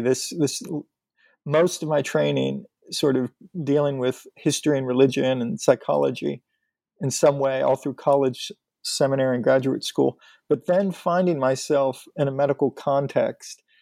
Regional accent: north of Pittsburgh, Western Pennsylvania, United States; moved away; I'm from Western Pennsylvania, north of uh, Pittsburgh.

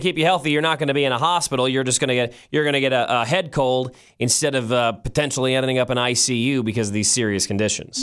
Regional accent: United States; as an American

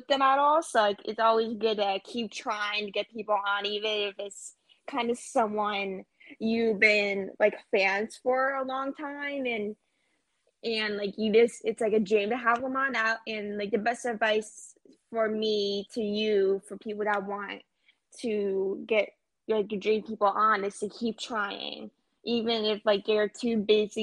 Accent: Pennsylvania, United States; I'm from Pennsylvania

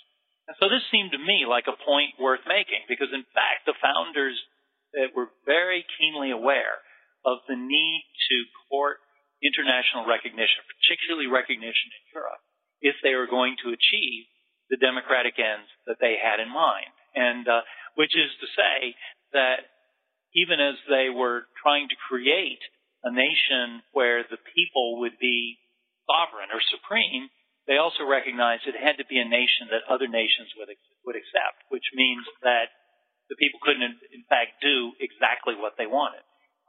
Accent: Detroit, Michigan, United States; born there; My family's originally Canadian, then Michigan. I was born in Detroit.

